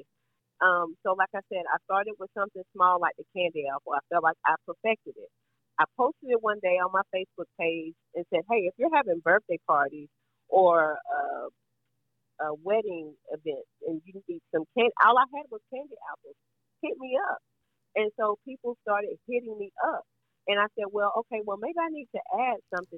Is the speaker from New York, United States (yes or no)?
no; Georgia, United States; I'm from Georgia.